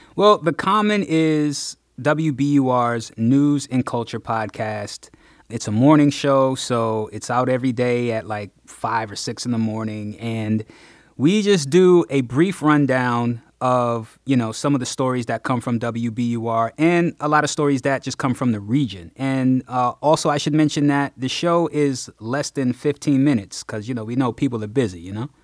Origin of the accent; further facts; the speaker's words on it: Nashville, Tennessee, United States; also born or lived in Texas; now in Boston, United States; I was born and raised in Nashville. I just came here from Texas, though